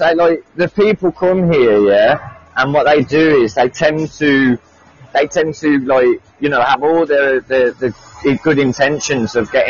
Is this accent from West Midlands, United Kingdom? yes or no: yes; Birmingham, West Midlands, United Kingdom; also born or lived in Plymouth / Nottingham; I'm from Birmingham.